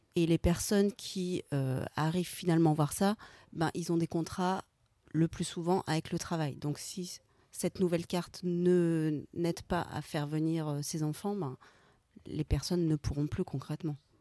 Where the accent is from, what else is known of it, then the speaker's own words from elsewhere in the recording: France; nous en tant que Français